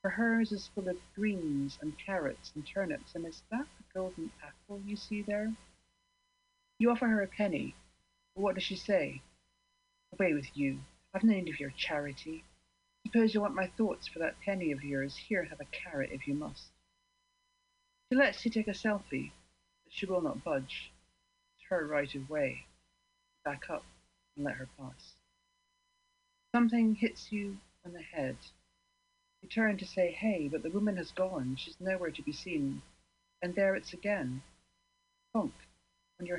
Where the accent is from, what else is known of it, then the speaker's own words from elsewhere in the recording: Scotland, United Kingdom; I am actually Scottish